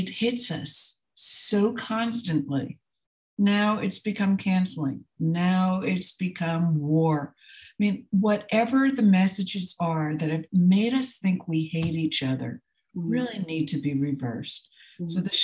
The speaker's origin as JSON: {"language": "English", "region": "New Jersey", "country": "United States", "tie": "born or raised there", "said": "I grew up in New Jersey in a dysfunctional family"}